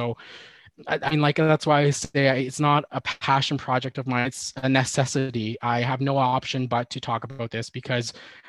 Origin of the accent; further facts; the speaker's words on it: Alexander First Nation, Alberta, Canada; moved away as an adult; I am from the Alexander First Nation, like I mentioned. I grew up there for about 23 years of my life. I did my undergrad while living on the nation. And then I moved off for my last year